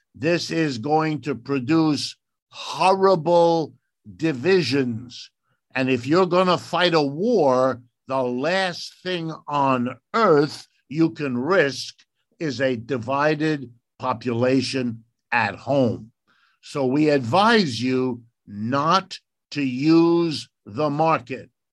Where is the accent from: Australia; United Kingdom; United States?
United States; I speak as an American